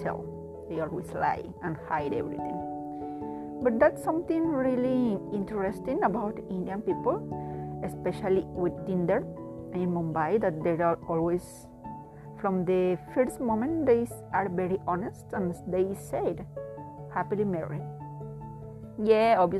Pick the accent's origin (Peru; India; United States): Peru; I am a Latin person, I am from Peru, South America